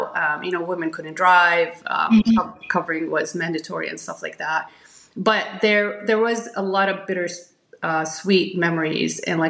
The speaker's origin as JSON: {"language": "English", "town": "Jeddah", "region": "Makkah Province", "country": "Saudi Arabia", "tie": "born or raised there", "moved": "as an adult", "lives_now": "New Hampshire, United States", "said": "I was born and raised in Jeddah, Saudi Arabia. My dad is Nabulsi. He's Palestinian. And my mother is Bedouin Jordanian. And they migrated to Saudi Arabia, where I was born, like I said, in Jeddah"}